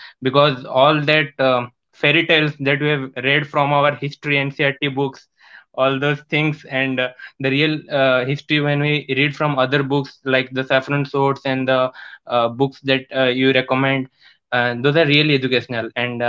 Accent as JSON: {"language": "English", "region": "Odisha", "country": "India", "lives_now": "Bhubaneswar, India", "said": "Sir, I am from Odisha and I live in Bhubaneswar actually."}